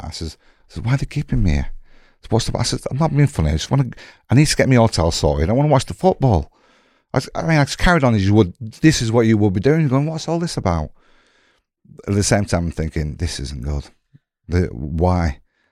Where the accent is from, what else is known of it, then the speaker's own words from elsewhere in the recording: England, United Kingdom; England, where are you from? So, well, I'm like Japanese-American, half-half, blah, blah, blah.